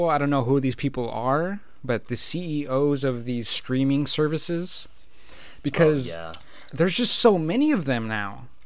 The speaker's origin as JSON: {"language": "English", "town": "Salinas", "region": "California", "country": "United States", "said": "we're from you, Salinas."}